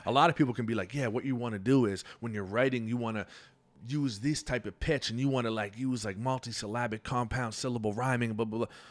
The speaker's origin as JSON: {"language": "English", "town": "Halifax", "region": "Nova Scotia", "country": "Canada", "tie": "born or raised there", "said": "I grew up in the North End"}